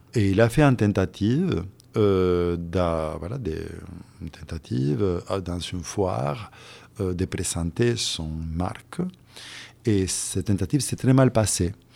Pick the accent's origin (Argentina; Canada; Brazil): Argentina; Santa Fe; moved away as an adult; also born or lived in Europe; je suis né en Argentine il y a pas mal d'années.